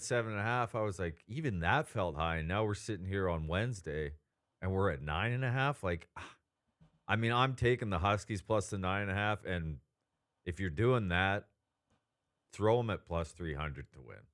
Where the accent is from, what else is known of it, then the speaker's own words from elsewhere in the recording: West Coast, United States; I grew up on the West Coast.